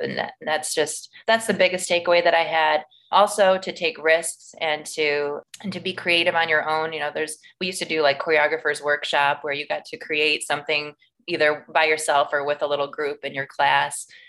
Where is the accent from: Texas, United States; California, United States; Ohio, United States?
Ohio, United States; Maumee; I grew up in Maumee